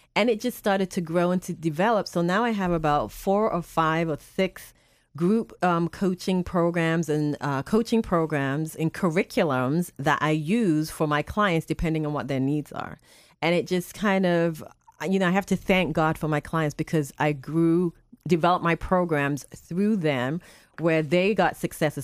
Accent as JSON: {"language": "English", "region": "England", "country": "United Kingdom", "tie": "born or raised there", "also_born_or_lived": "Boston, United States / North Carolina, United States", "moved": "yes", "lives_now": "Spring Hill, United States", "said": "I was born and raised in England, and, um, my parents moved to the Boston area"}